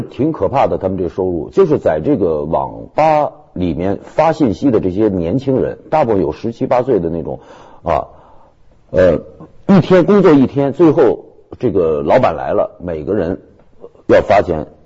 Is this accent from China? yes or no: yes; Beijing, China; 我是北京的户籍